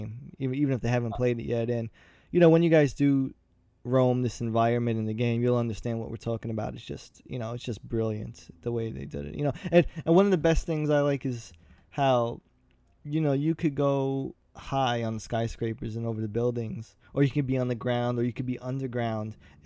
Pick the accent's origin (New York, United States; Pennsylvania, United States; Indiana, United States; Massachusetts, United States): New York, United States; I'm from New York